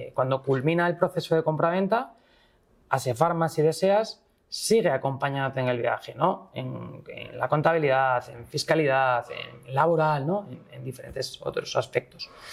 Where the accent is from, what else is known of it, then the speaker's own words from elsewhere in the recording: Asturias, Spain; soy del norte, bueno, soy asturiano